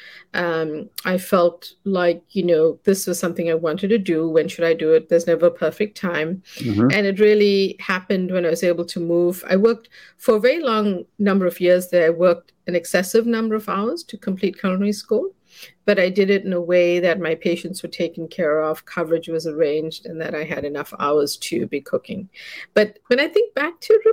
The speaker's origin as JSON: {"language": "English", "country": "South Africa", "tie": "born or raised there", "also_born_or_lived": "South India", "moved": "yes", "lives_now": "United States", "said": "I grew up in South Africa as a child, and I moved here to study."}